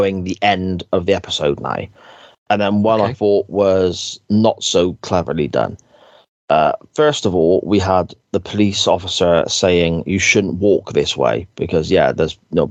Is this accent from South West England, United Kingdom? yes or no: yes; Gloucester, South West England, United Kingdom; I am from Gloucester